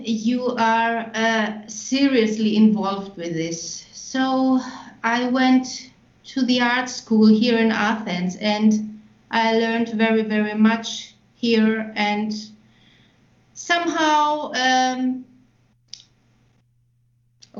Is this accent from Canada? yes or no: no; Nuremberg, Bavaria, Germany; I was born in Germany, in Nuremberg, which was a really nice, beautiful town, medieval with castles